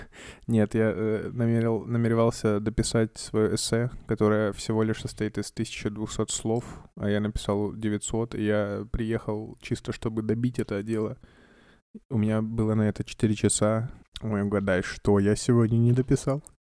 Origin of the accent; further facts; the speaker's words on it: Kamchatka Krai, Russia; moved away; also born or lived in Saint Petersburg; я с Камчатки